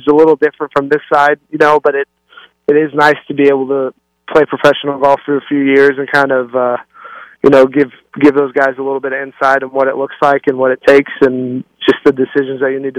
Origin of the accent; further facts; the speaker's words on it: Albuquerque, New Mexico, United States; I grew up here in New Mexico